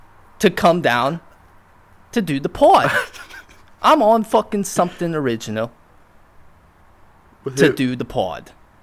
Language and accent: English; Wales, United Kingdom; from Wales.